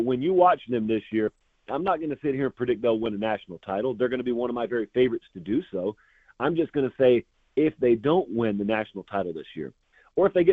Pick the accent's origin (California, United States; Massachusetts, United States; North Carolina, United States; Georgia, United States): Georgia, United States; I grew up in Georgia. And I'm in Georgia right now.